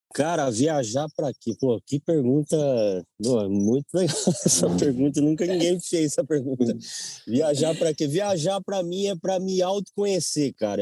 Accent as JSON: {"language": "Portuguese", "town": "Nova Odessa", "region": "São Paulo", "country": "Brazil", "tie": "born or raised there", "said": "nasci em Nova Odessa, interior de São Paulo"}